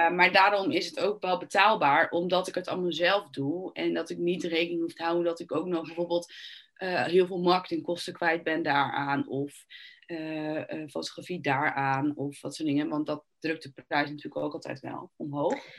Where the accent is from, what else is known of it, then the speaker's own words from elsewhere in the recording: Netherlands; je bent eigenlijk als Nederlander of als Europeaan